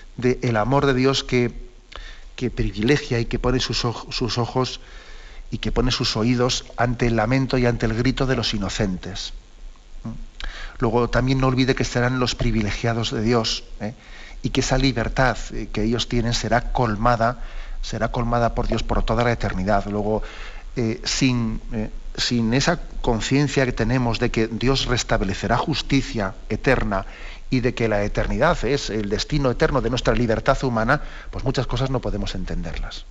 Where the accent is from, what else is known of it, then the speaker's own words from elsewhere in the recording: Valencia, Valencian Community, Spain; yo soy de Valencia